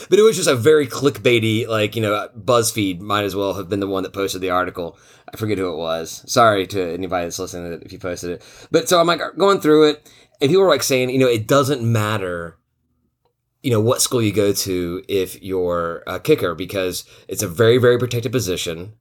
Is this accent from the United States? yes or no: yes; Tennessee, United States; moved away; I'm from Tennessee